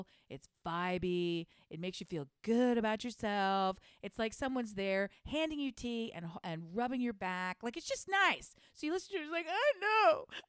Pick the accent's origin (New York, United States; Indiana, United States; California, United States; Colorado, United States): Colorado, United States; I'm from Colorado. I wear an ass hat.